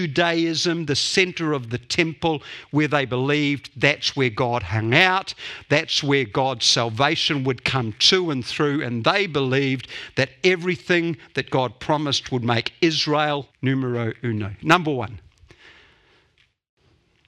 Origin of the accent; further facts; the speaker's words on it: Dunedin, Otago, New Zealand; I grew up in Dunedin, the center of the universe, until I was 18